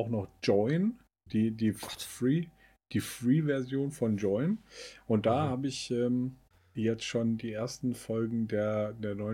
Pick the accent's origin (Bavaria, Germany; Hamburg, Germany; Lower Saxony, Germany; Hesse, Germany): Hesse, Germany; Bad Salzschlirf; Hm. Schlürf. Bad Salzschlürf.